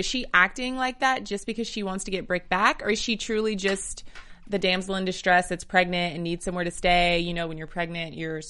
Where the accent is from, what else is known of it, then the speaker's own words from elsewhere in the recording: the South, United States; moved away; I'm from the South